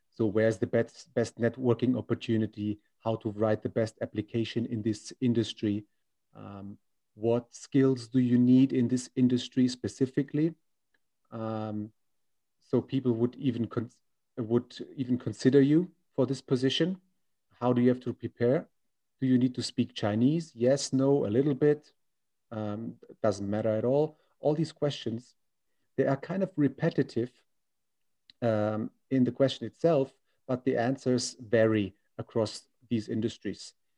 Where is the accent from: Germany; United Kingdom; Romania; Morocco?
Germany; now in China; I'm from Germany, 30 years old